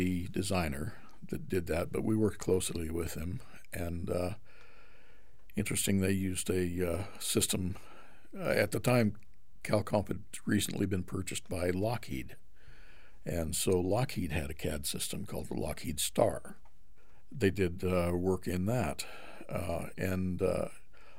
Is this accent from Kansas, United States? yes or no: no; Boise, Idaho, United States; moved away as an adult; also born or lived in California; Right here. In Boise? In Boise. Okay. So Idaho is your home. In fact, I was born probably half a mile from here